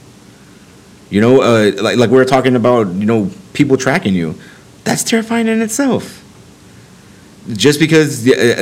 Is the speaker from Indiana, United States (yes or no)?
no; Texas, United States; me being a Texan, I've lived in the state my entire life